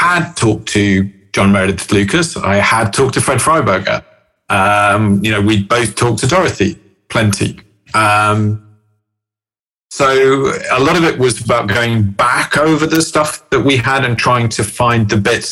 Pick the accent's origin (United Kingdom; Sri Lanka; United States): United Kingdom; England; I'm English